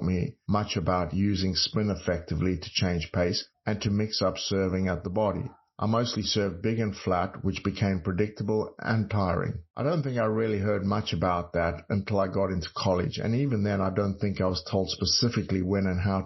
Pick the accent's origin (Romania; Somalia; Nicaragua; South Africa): South Africa; moved away as an adult; also born or lived in Texas; growing up in South Africa